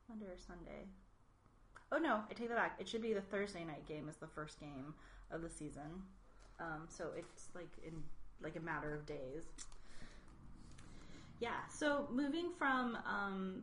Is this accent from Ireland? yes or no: no; California, United States; as a Californian